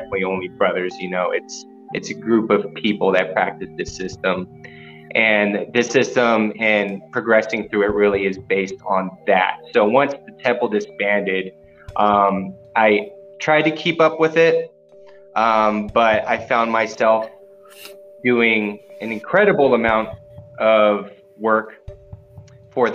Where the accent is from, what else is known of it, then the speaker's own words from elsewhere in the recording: San Diego, California, United States; now in Colorado, United States; I am originally from San Diego, California, but I live out here in Colorado at the moment